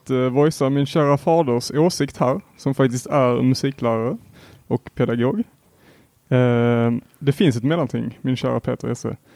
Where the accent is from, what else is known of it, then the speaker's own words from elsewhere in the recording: Helsingborg, Skåne, Sweden; jag är också från Helsingborg